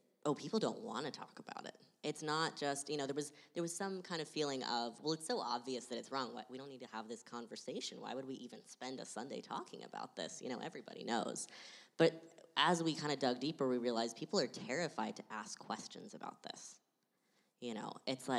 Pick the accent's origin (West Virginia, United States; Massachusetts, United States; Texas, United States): Texas, United States; Austin; now in Portland, United States; I grew up in Austin.